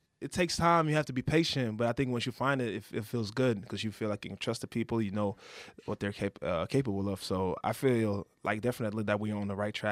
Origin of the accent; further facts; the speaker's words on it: Oslo, Norway; being born and raised in Oslo, Norway